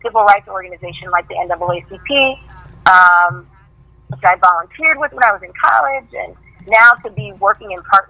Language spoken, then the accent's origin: English; New Jersey, United States; also born or lived in Kansas City; New Jersey, where I grew up